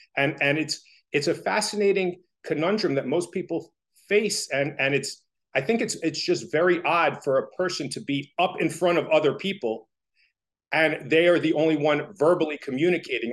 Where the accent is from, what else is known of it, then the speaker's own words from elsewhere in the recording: Toms River, New Jersey, United States; I grew up in Tom's River